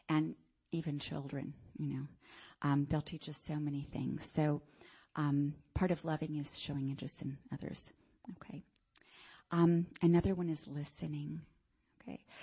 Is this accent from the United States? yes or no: yes; Miami, Florida, United States; And it's a lot more than I grew up in Miami.